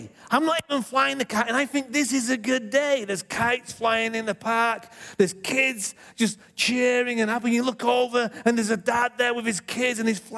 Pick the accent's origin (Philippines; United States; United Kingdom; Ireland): United Kingdom; England; moved away; When I was brought up in England, I lived next to a field